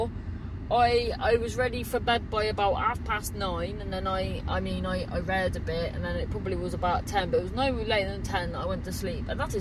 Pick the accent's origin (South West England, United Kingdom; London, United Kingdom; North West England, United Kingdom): South West England, United Kingdom; Cornwall; growing up in Cornwall